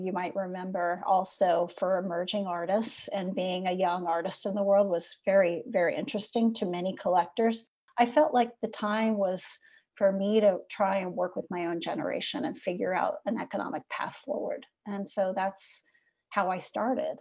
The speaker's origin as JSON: {"language": "English", "region": "Midwest", "country": "United States", "tie": "born or raised there", "also_born_or_lived": "California / New York", "moved": "as an adult", "said": "growing up in the Midwest"}